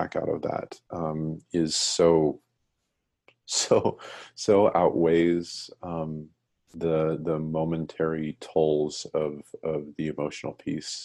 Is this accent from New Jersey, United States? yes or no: no; Colorado, United States; I grew up in Colorado